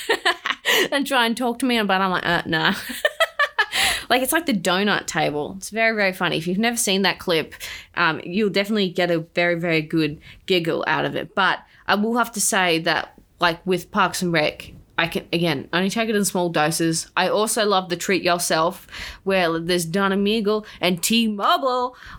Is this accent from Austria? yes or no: no; Australia